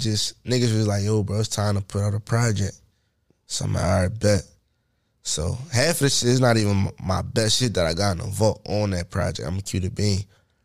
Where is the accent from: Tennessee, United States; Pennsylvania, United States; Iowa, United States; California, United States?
Pennsylvania, United States; Philadelphia; no, I'm not from New York. I'm from Philly.